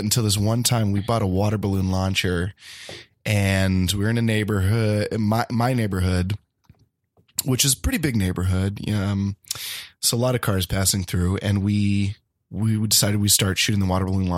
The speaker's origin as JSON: {"language": "English", "region": "the South", "country": "United States", "tie": "born or raised there", "also_born_or_lived": "Boston", "moved": "yes", "lives_now": "Los Angeles, United States", "said": "I grew up in the South"}